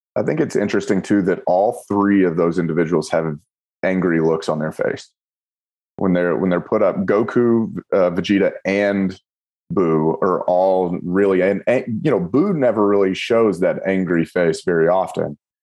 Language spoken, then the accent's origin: English; Kentucky, United States; I'm from Kentucky